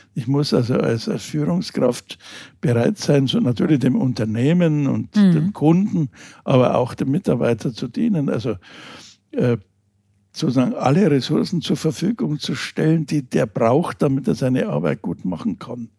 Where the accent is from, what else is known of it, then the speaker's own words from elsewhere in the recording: Germany; uns Deutschen